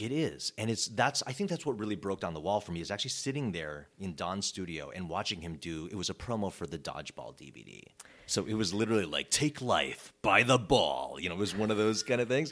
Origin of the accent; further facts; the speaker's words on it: Chicago suburbs, Illinois, United States; moved away as an adult; also born or lived in California; now in Los Angeles, United States; I was born and raised in the Chicago suburbs